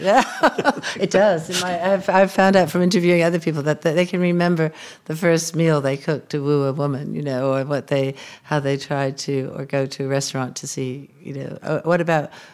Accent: United States; as an American

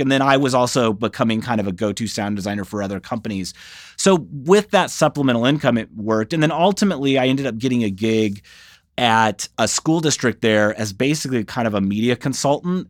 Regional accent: Saint Louis area, rural Illinois, United States; moved away; I grew up in the Saint Louis area, so, but in rural Illinois, about an hour north

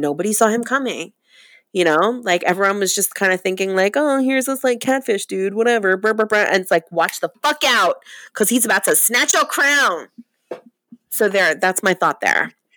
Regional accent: Long Island, New York, United States; the town that I grew up in on Long Island

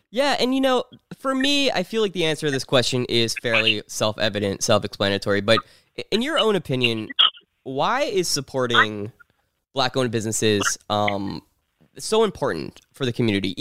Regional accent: New Jersey, United States; born or raised there

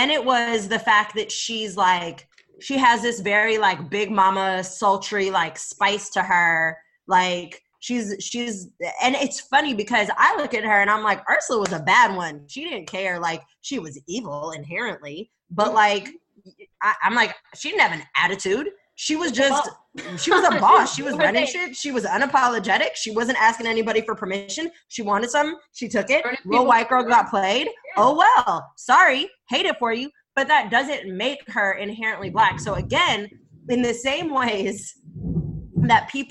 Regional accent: United States; I'm an American

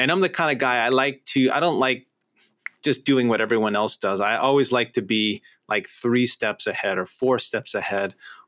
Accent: New York, United States; moved away; I grew up in New York

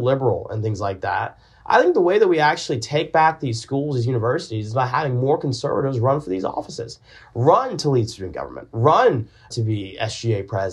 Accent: Augusta, Georgia, United States; I'm from Augusta, Georgia. I'm from Augusta, where there is nothing we hold more dear than the sport of golf

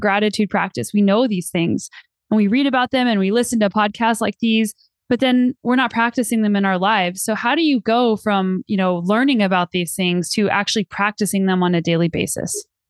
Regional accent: New Mexico, United States; also born or lived in Colorado; now in Canada; I grew up in New Mexico and I lived in Colorado for ten years before I moved to Canada

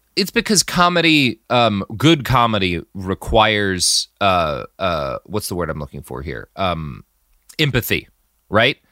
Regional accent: Texas, United States; As a Texan

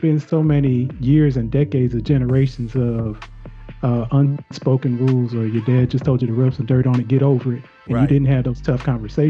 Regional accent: Michigan, United States; I'm from Michigan

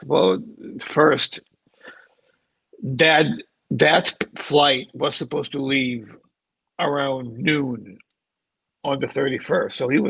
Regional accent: Puerto Rico; I grew up in Puerto Rico. I see the ocean every day.

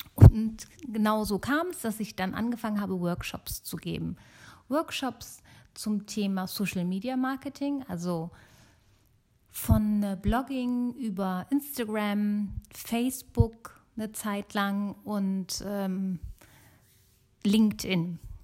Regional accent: Germany; also born or lived in Italy; ich bin gebürtige äh, Italienerin, aber in Deutschland geboren und aufgewachsen

